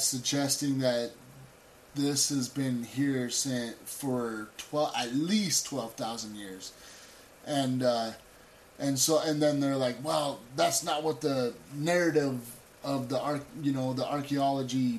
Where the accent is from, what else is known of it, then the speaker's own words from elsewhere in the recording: United States; we all believe it as Americans